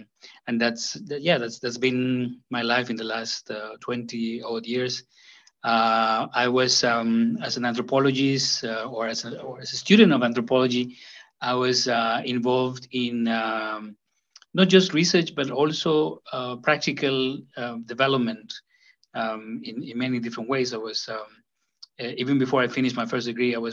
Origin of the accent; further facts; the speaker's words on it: Yucatán, Mexico; moved away as an adult; also born or lived in United Kingdom; I did my first degree in Mexico, in my home state, the Yucatan